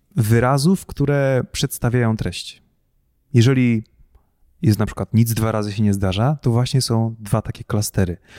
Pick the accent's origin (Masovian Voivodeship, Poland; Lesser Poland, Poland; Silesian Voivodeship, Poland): Masovian Voivodeship, Poland; Pułtusk; no z Półtuska